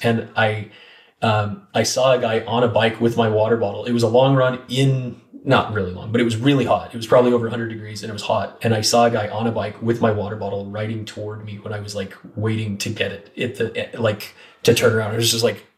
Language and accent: English; Northeastern Oregon, United States; moved away; also born or lived in Oahu, Hawaii; it's a very irrigated part where I grew up in Northeastern Oregon